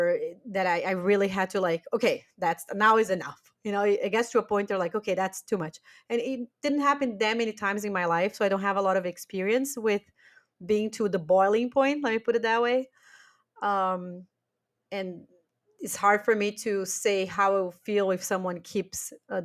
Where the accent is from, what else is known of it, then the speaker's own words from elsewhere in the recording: Brazil; English is a second language; now in Germany; I do think that after we moved from Brazil to Germany, we all grew a lot about boundaries.